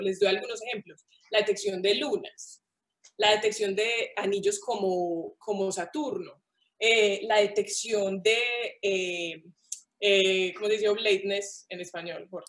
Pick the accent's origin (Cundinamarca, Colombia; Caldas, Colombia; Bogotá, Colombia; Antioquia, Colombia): Antioquia, Colombia; Paisa; como buena paisa